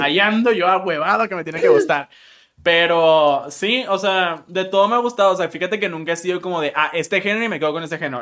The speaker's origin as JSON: {"language": "Spanish", "town": "Monterrey", "region": "Nuevo León", "country": "Mexico", "said": "soy de Monterrey"}